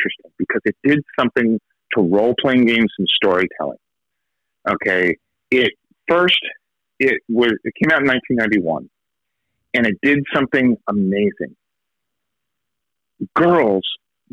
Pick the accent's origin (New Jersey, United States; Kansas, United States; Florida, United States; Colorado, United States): New Jersey, United States; also born or lived in San Diego, California; I was a soccer playing, baseball, normal, well-adjusted kid in New Jersey. I was born in California, but my parents forcefully moved me to New Jersey